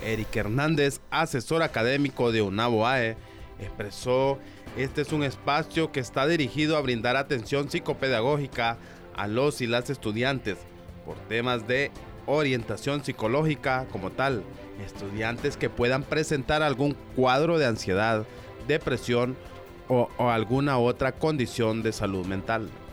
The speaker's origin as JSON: {"language": "Spanish", "country": "Honduras", "said": "como hondureños debemos de conocer"}